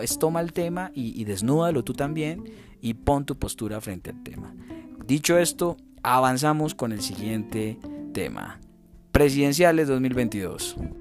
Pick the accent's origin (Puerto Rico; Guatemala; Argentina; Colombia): Colombia; como colombianos